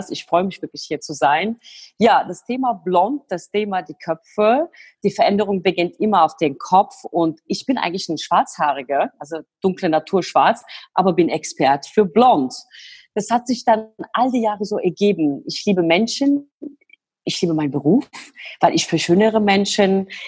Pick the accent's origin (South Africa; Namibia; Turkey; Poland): Turkey; now in Germany; komme aus der Türkei mit meiner Zwillingsschwester. Wir sind in der Türkei groß geworden, bei den Großeltern.